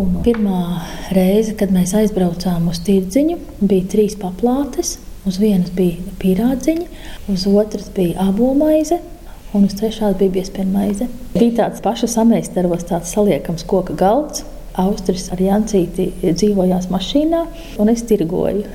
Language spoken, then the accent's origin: Latvian; Drusti, Vidzeme, Latvia; also born or lived in Lielstraupe; now in Straupe, Latvia; es vienmēr nāku no drustiem no Gatārtas.